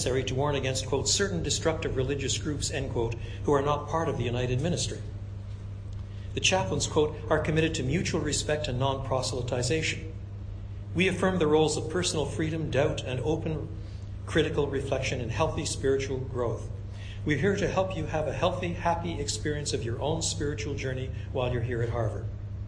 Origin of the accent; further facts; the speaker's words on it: Quebec, Canada; I was brought up in French Canada